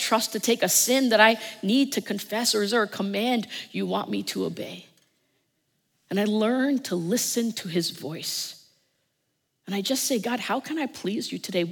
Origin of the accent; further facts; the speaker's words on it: New Jersey, United States; I'm from New Jersey